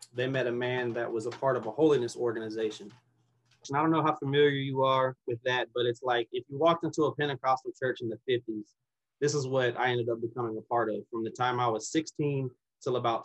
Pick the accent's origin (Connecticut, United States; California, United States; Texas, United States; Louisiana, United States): Louisiana, United States; New Orleans; also born or lived in Mississippi; I was born in Mississippi, and very shortly after I was born, my mom left my biological father and moved us to New Orleans, Louisiana